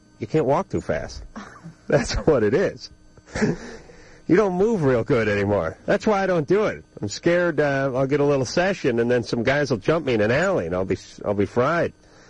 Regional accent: California, United States; I've lived in California my whole life.

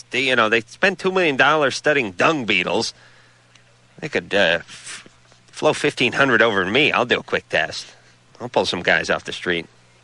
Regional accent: New York, United States

